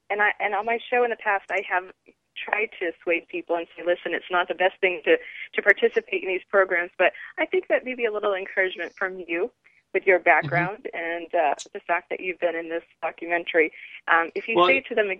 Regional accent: New England, United States; I'm from New England, so I have done whale watching on several occasions.

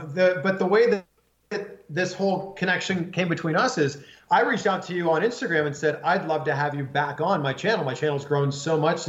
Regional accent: Toronto, Ontario, Canada; moved away; also born or lived in Cleveland; I'm originally from Canada. I'm originally from Toronto. And growing up in Toronto, you don't have an NFL team.

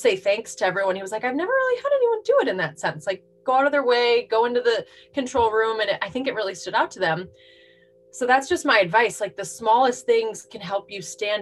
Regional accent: Minnesota, United States; moved away as an adult; now in California, United States; I grew up in Minnesota.

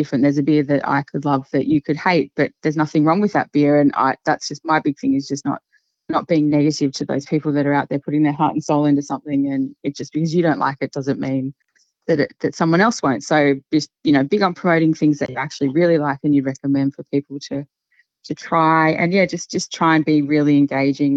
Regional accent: Queensland, Australia; I grew up in Queensland

